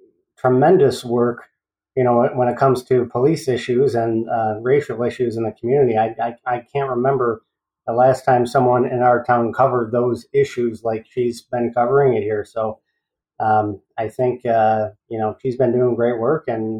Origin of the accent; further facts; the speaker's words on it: Buffalo, New York, United States; also born or lived in Marilla, New York / Olean, New York; I am originally from South Buffalo. So I was born in South Buffalo. We lived in the city until I was about 10. And then my parents built a house out in the country, out in Marilla. So I went to school, high school at Iroquois High School.